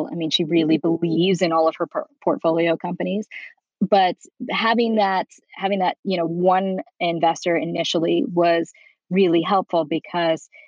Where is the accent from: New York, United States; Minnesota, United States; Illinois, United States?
New York, United States; moved away as an adult; now in Beverly Hills, United States; I'm originally from New York.